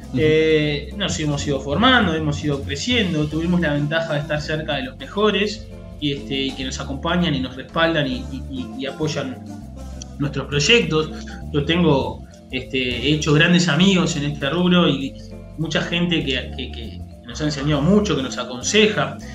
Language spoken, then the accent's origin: Spanish; Montevideo, Uruguay; also born or lived in New Zealand / Colonia, Uruguay; yo soy de Montevideo, me fui a vivir a Nueva Zelanda